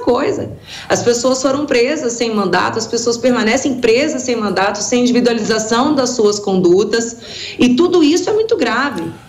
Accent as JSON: {"language": "Portuguese", "country": "Brazil", "said": "como brasileiro"}